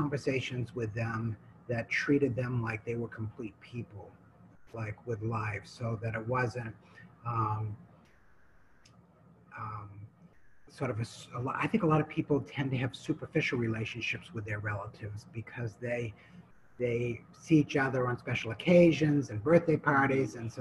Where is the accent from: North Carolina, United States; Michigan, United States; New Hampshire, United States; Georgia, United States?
New Hampshire, United States; I come from New Hampshire, and I was over on the West Coast